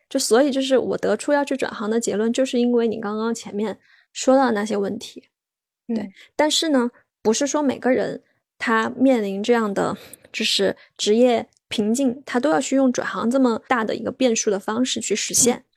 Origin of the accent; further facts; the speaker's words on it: Sichuan, China; moved away as an adult; also born or lived in Beijing; now in Chengdu, China; 对，我本来就是四川人，但，但是我几乎跟成都没什么联系，就是可能是成都周边